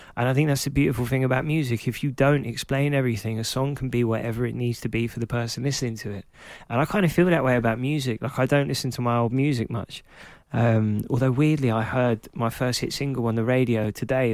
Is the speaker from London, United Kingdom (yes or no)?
yes; London, United Kingdom; I was growing up in Clapton, in Hackney